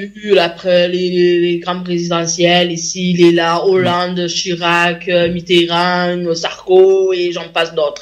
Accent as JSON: {"language": "French", "country": "France", "said": "on est quand même chez nous, en France"}